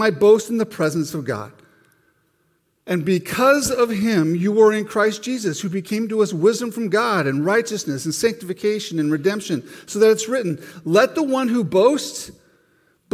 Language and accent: English; Montana, United States; Growing up in Montana, you know, it's a pretty conservative state